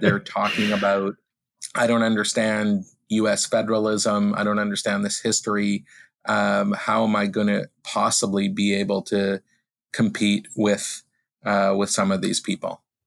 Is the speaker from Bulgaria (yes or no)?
no; Vancouver, British Columbia, Canada; moved away as an adult; also born or lived in United States / Toronto; now in Ottawa, Canada; I grew up in Vancouver